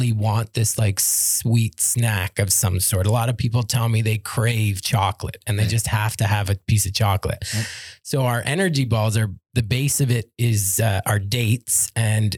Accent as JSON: {"language": "English", "town": "Toronto", "region": "Ontario", "country": "Canada", "said": "I'm from Toronto"}